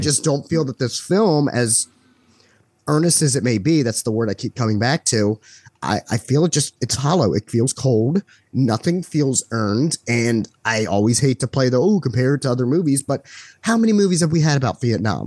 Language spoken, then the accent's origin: English; United States; being American